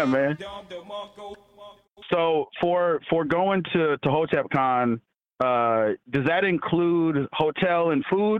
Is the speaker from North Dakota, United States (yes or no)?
yes; North Dakota, United States; moved away; I'm from North Dakota. And my dad's from Africa